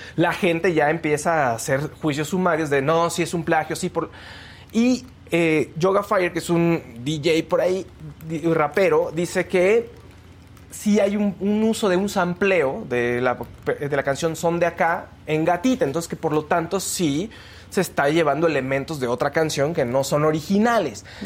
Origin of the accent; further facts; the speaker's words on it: Mexico; nosotros como mexicanos